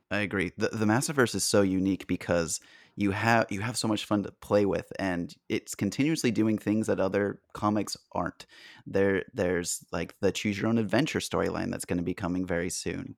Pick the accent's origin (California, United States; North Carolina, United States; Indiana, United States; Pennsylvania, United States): California, United States; San Diego; growing up in San Diego